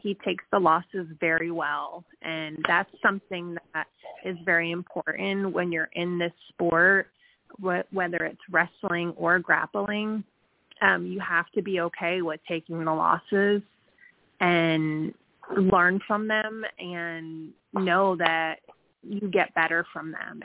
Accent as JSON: {"language": "English", "region": "Connecticut", "country": "United States", "moved": "as an adult", "lives_now": "Georgia, United States", "said": "I am actually originally from Connecticut. I don't know if I still have. I don't know if I still have my accent or not, but um, I've been down here in Georgia, down south, since I was 23."}